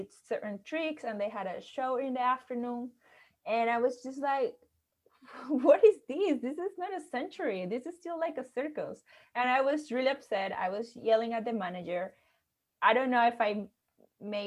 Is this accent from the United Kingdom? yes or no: no; Venezuela; I'm from Venezuela